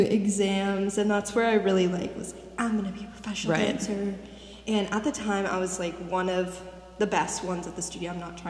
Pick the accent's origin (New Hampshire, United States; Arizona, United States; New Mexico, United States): Arizona, United States; Litchfield Park; I grew up in Phoenix, Arizona, a little bit outside of Phoenix, Litchfield Park, to be exact.